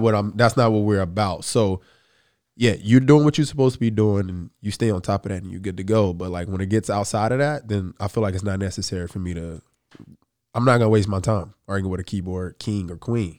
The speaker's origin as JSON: {"language": "English", "region": "the South", "country": "United States", "said": "I'm from the South"}